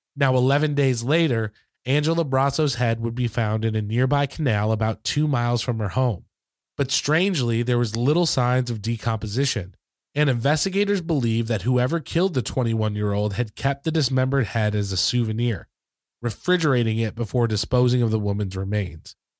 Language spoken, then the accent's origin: English; Michigan, United States; where I grew up in Michigan